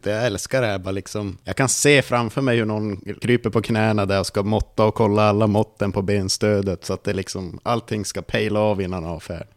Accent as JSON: {"language": "Swedish", "region": "Norrland", "country": "Sweden", "said": "jag är ensam ur norrlänning"}